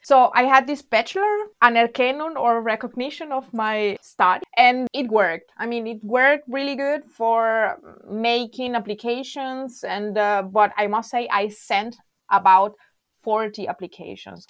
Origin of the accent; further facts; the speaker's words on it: La Guaira, Venezuela; English is a second language; moved away as an adult; now in Freiburg, Germany; am from Venezuela, actually from La Guaira, from the Caribbean Sea